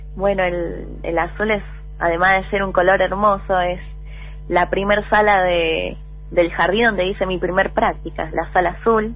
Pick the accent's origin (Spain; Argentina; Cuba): Argentina; Buenos Aires; yo nací en Capital Federal, en Buenos Aires. Soy del barrio de San Telmo